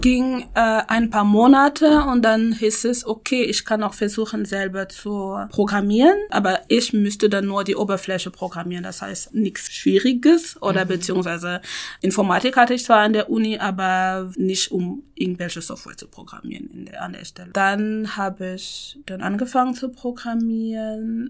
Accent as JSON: {"language": "German", "country": "Cameroon", "tie": "born or raised there", "second_language": "German", "moved": "as an adult", "lives_now": "Hamburg, Germany", "said": "ich bin in Kamerun geboren, aufgewachsen und bin erst mit 20 nach Deutschland gekommen"}